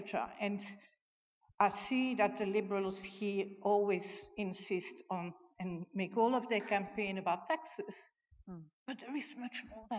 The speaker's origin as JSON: {"language": "English", "country": "Belgium", "tie": "born or raised there", "moved": "as an adult", "lives_now": "Australia", "said": "I was born and bred in Belgium, which is a little country between France and the Netherlands. And I came here at 35."}